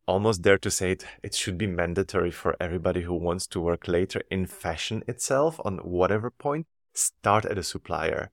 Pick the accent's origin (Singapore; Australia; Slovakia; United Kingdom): Slovakia; moved away as an adult; now in Antwerp, Belgium; I was born in Slovakia and raised, and I did all my studies in Slovakia.